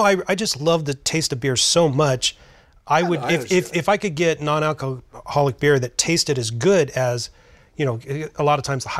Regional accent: Huntington Beach, California, United States; Huntington Beach. Yeah.

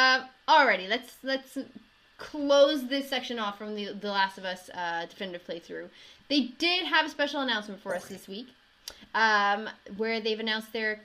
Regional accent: South Africa; I grew up in South Africa

